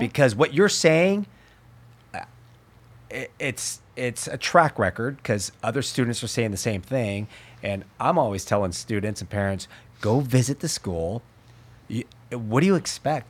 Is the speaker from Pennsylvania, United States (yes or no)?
no; Berkeley, California, United States; I was born in Alta Bates Hospital.